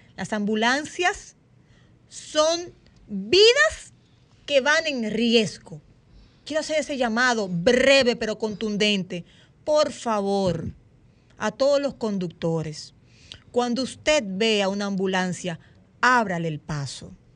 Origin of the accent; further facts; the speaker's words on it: Dominican Republic; nosotros como dominicanos y dominicanas